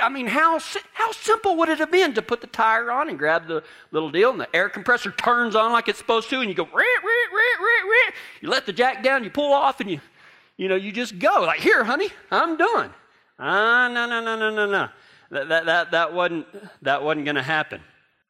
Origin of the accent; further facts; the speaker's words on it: Texas, United States; now in Durango; I'm from Texas.